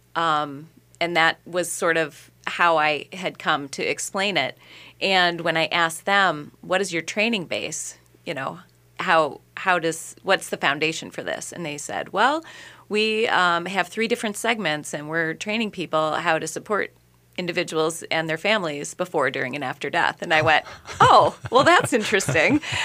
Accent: Minneapolis–Saint Paul, Minnesota, United States; born in the Twin Cities

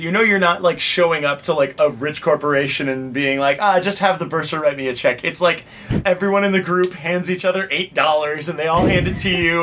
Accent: Orange County, California, United States; moved away as an adult; now in Los Angeles, United States; Orange County, California, and then I moved to LA about 15 years ago because I was tired of living with my dad

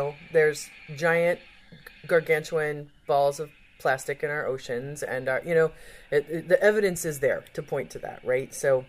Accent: Midwest, United States; moved away; I was born in the Midwest, but I, like, raced to the coast at some point

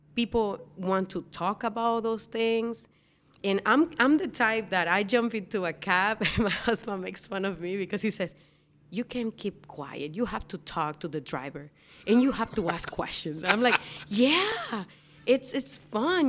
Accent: Dominican Republic; moved away; I'm from the Dominican Republic

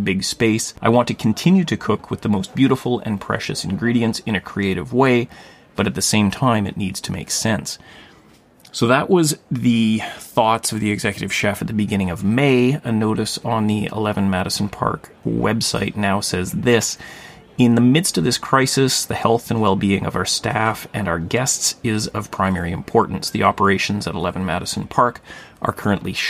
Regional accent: Thunder Bay, Ontario, Canada; Thunder Bay, my hometown

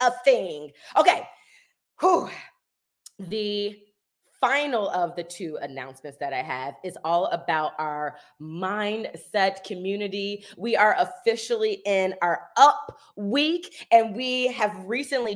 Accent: Indianapolis, Indiana, United States; I'm from Indianapolis, Indiana

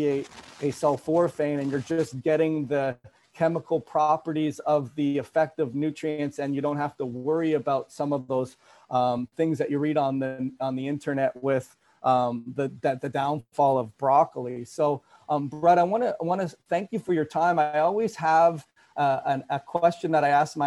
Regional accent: Toronto, Ontario, Canada; moved away; I'm from Toronto. Yeah. I'm originally from Canada

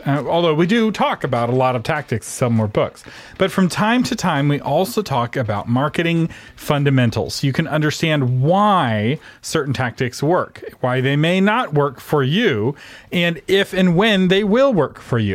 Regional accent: Texas, United States; I'm from Texas, where we don't really have train stations

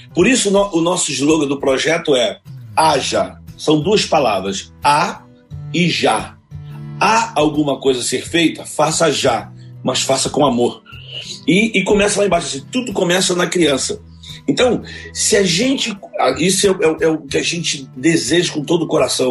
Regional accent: Rio de Janeiro, Brazil; Eu nasci em Vila Aliança, numa rua chamada Rua do Bom Jesus

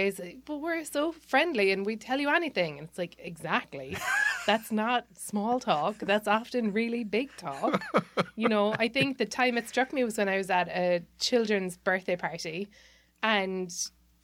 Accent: Ireland; moved away as an adult; now in United States; growing up in Ireland

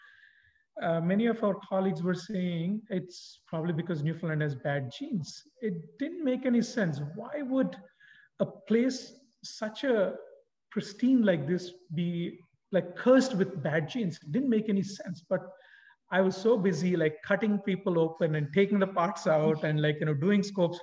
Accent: India; moved away as an adult; also born or lived in Florida / Illinois; now in Buren, Canada; back home in India

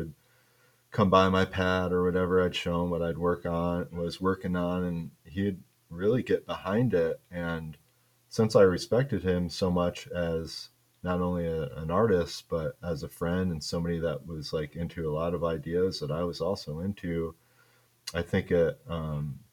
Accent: Kalamazoo, Michigan, United States; accent: Michigan; growing up in Michigan

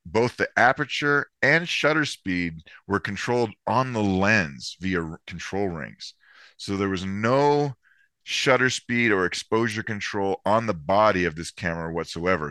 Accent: Florida, United States; I grew up in Florida

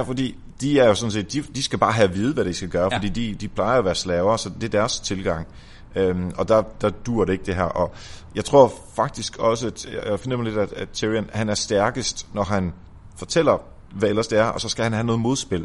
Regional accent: Denmark; vi er danskere

